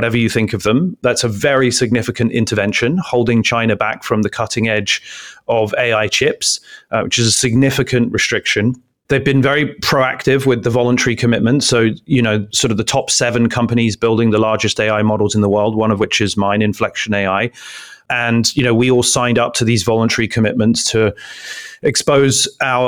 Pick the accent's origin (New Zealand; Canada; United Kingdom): United Kingdom; London; now in Palo Alto, United States; I grew up on Caledonian Road in London, Council Estate